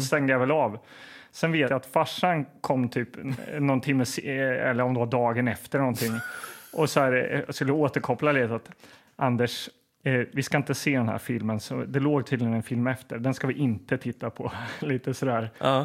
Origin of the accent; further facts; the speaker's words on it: Linköping, Östergötland, Sweden; Jag kommer ju också från Linköping